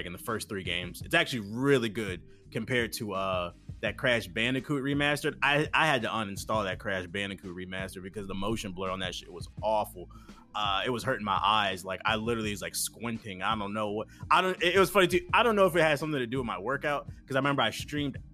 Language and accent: English; East St. Louis, Illinois, United States; I'm from East St. Louis